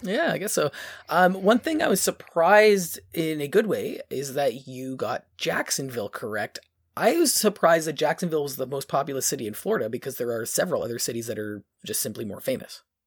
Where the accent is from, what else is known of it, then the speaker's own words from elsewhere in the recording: Ontario, Canada; we're from Ont-, Ontario.